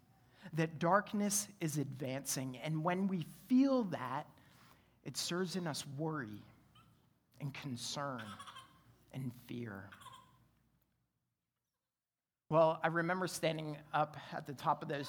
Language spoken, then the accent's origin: English; Canada; now in Roanoke, United States; growing up in Canada, I grew up in a split-level home.